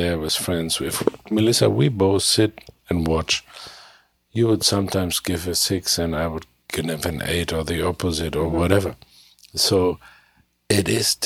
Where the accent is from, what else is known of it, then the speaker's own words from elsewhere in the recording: Germany; English is a second language; my English, I'm from Germany, it's not good enough.